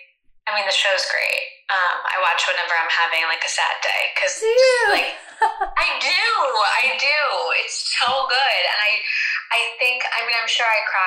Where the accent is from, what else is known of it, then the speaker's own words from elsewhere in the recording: United States; over in the US